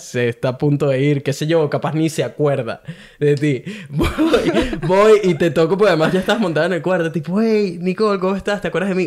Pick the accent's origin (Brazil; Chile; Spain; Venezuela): Venezuela; also born or lived in Brisbane, Australia; now in Gold Coast, Australia; Soy un venezolano que vive en Golcos, Australia